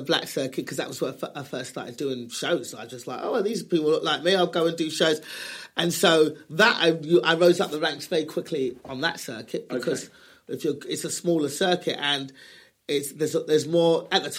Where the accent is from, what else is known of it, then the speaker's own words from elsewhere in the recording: England, United Kingdom; moved away as an adult; also born or lived in Los Angeles; now in United States; we're born and raised in England